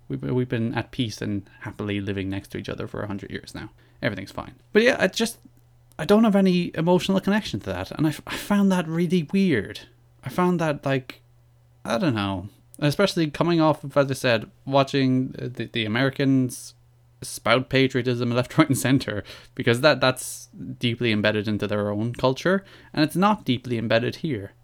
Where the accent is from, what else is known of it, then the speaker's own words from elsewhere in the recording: Ireland; I am Irish. I am proud of the fact that I'm Irish